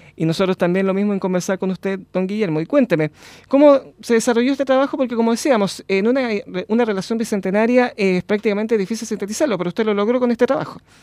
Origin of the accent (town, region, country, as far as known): Chile